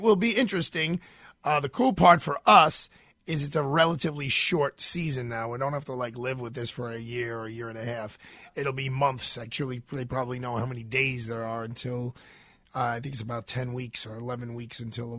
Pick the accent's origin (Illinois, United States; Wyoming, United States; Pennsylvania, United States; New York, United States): New York, United States; as a New Yorker